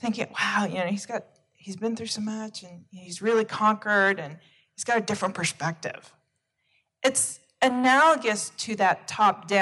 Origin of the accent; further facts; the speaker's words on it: United States; I'm originating from the United States